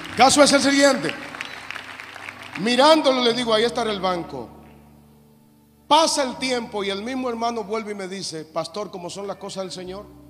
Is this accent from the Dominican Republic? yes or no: yes; Dominican Republic; yo vengo de República Dominicana con muchísimas limitaciones